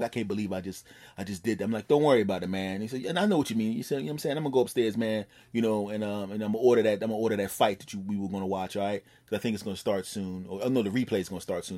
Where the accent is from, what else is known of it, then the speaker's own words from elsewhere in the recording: Philadelphia, Pennsylvania, United States; moved away; back in my hometown of Philadelphia